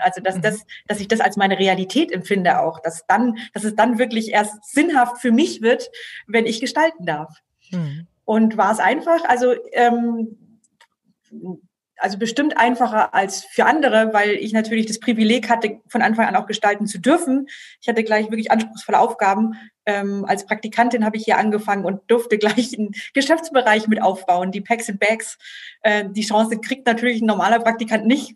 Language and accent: German; Germany; ich bin hier aufgewachsen als, ähm, Protestante, als norddeutsche Protestantin